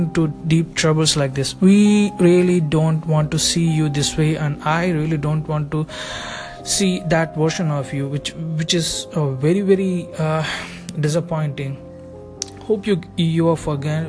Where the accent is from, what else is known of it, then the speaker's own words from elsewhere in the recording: India; me being an Indian and following intense rituals